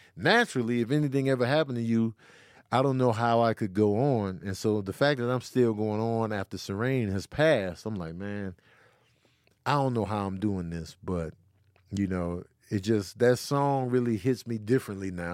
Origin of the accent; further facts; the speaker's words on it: Chicago, Illinois, United States; also born or lived in Grand Rapids, Michigan; I was born in Grand Rapids, Michigan, but raised in Chicago